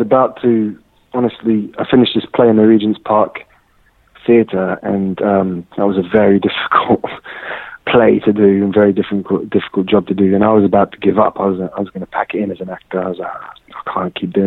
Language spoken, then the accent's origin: English; Surrey, South East England, United Kingdom; now in London, United Kingdom; I grew up in Surrey, in England, and I always saw myself as British, as English